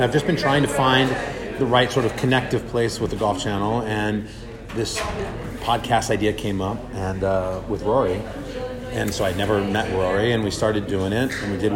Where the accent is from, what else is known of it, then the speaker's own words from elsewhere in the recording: Los Angeles, California, United States; I love Riviera Country Club in LA. It's where I'm from. It's my hometown. I grew up playing golf there